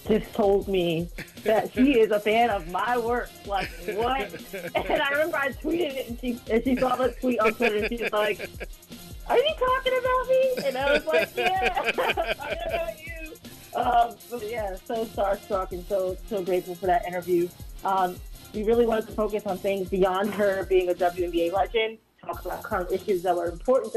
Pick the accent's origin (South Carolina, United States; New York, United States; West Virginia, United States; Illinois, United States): New York, United States; New York City; I'm from Harlem